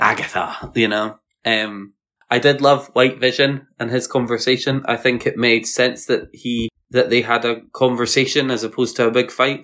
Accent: Edinburgh, Scotland, United Kingdom; are you from Edinburgh? And I was like, Yes.

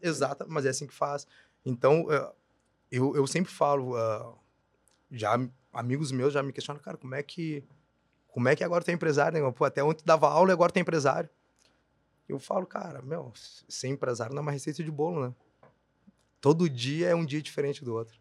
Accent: Brazil; eu sou da Sefer, para quem é daqui sabe, né? Eu faço divisa com a Bom Jesus

